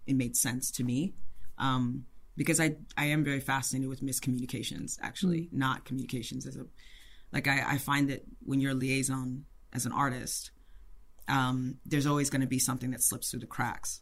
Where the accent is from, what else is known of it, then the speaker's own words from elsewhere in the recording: Ife, Osun, Nigeria; moved away; I was born in Ife, Nigeria.